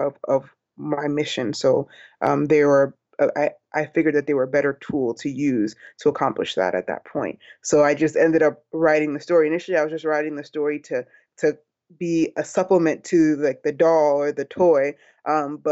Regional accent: New York City, New York, United States; I am Nigerian American, grew up in Brooklyn

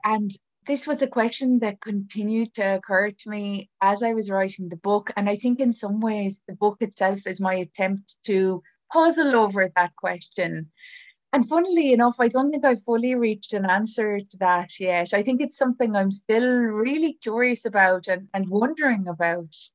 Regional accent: Ireland; as an Irish writer

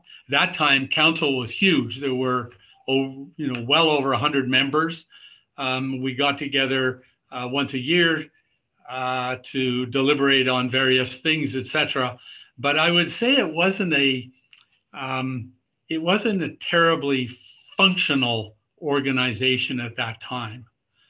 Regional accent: Canada; also born or lived in Kingston; So I would say I grew up as a Canadian across the country. We had many postings to Kingston, though, so I did know Kingston quite well.

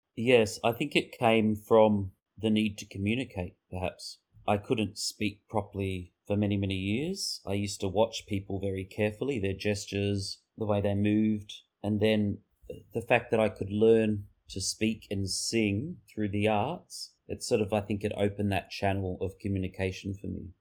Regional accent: Mildura, Victoria, Australia; I was born in Mildura in nineteen seventy, and I grew up on a grape property.

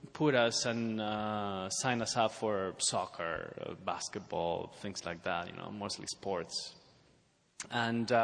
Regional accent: Spain; moved away; I come from Spain

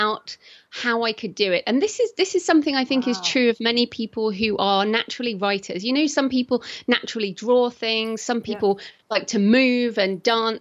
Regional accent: United Kingdom; accent: British; I'm British. So if people are wondering what my accent is, that's what it is

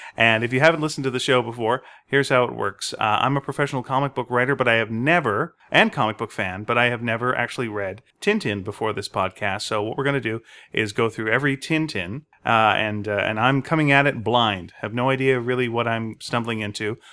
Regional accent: Montreal, Quebec, Canada; I was born in Montreal, Quebec

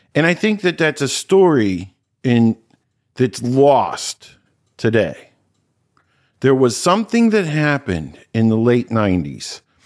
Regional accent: Cincinnati, Ohio, United States; I grew up in Cincinnati, went to Old Saint Mary's Parish

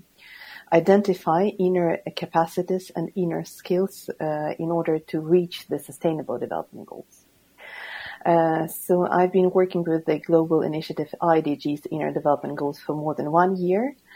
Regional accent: Ukraine; moved away as an adult; now in Sweden; Originally, I come from Ukraine, and officially I'm a Ukrainian refugee in Sweden

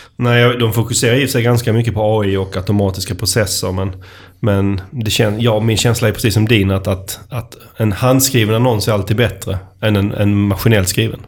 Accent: Skåne, Sweden; accent: Scanian (skånska); min, min skånska

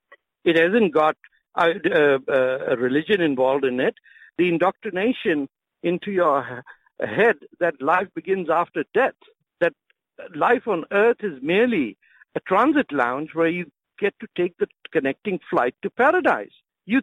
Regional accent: India; English is a second language

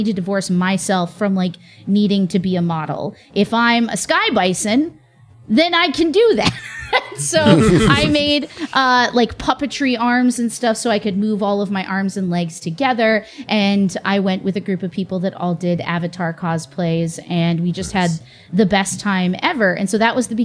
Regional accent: Chicago, Illinois, United States; moved away; I grew up in Chicago

